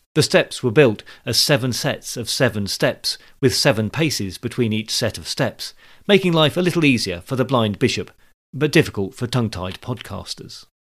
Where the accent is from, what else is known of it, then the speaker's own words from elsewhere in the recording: Farnham, South East England, United Kingdom; the Castle Theatre in my hometown, Farnham